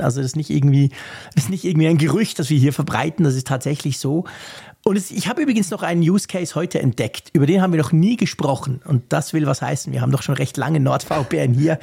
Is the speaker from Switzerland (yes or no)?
yes; Switzerland; bei uns in der Schweiz